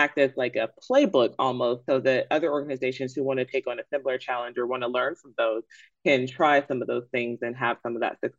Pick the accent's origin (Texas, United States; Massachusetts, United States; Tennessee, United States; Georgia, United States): Georgia, United States; Atlanta; this is my hometown newspaper. I am from Atlanta. I am an ATLian